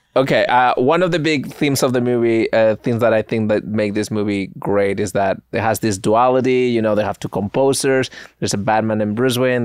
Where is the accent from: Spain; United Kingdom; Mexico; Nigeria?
Spain; English is a second language; moved away; also born or lived in New York; growing up in Spain, like, I couldn't watch stand-up